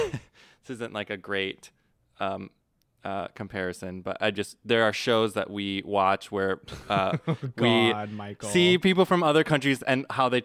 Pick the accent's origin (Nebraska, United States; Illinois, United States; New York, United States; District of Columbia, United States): Nebraska, United States; I'm from Nebraska.